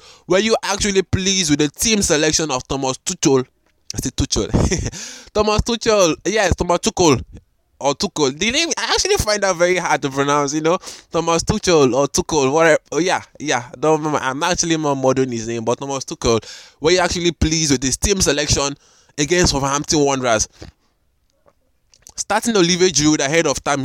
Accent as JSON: {"language": "English", "country": "Nigeria", "said": "I'm recording from Nigeria, Africa"}